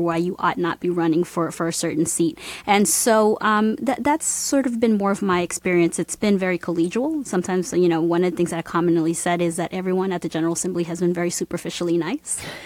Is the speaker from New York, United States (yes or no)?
no; Georgia, United States; I grew up in Georgia